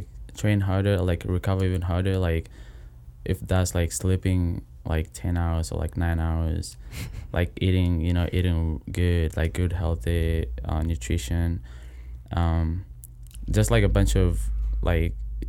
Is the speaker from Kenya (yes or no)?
yes; Kenya; moved away as an adult; now in United States; I'm from Kenya originally.